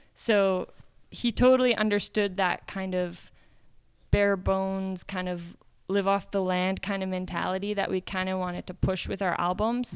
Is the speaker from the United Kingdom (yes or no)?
no; Midwest of Canada, Canadian Prairies, Canada; moved away as an adult; also born or lived in Phoenix, Arizona / Brazil; now in United States; I grew up in the Midwest of Canada